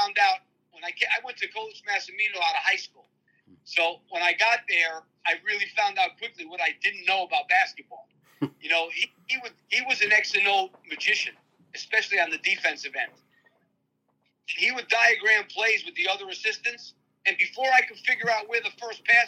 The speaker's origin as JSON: {"language": "English", "area": "near Manhattan", "region": "New York", "country": "United States", "tie": "born or raised there", "said": "I grew up right near Manhattan"}